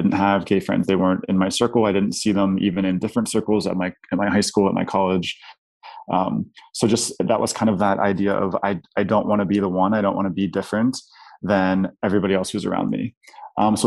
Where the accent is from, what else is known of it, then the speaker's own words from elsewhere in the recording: Pittsburgh, Pennsylvania, United States; moved away as an adult; now in Chicago, United States; I grew up in a pretty affluent white suburb in Pittsburgh, middle to upper class